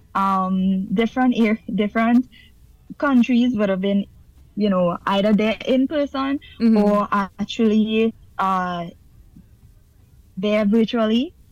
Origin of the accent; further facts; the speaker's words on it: Trinidad & Tobago; moved away as an adult; now in Guyana; leaving trinidad my home country